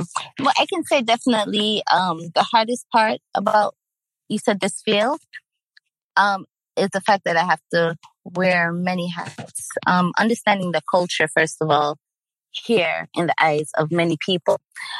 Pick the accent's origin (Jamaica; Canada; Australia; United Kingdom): Jamaica; also born or lived in East Coast, United States; now in Sacramento, United States; I've been living here in the Sacramento area for maybe about 7 years now. My roots, though, are from Jamaica and the East Coast. So coming from Jamaican parents and also growing up in Jamaica, part of my life